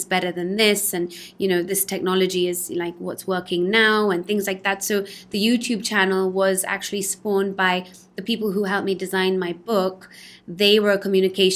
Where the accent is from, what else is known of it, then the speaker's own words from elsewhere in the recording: London, United Kingdom; now in Spain; I was born in London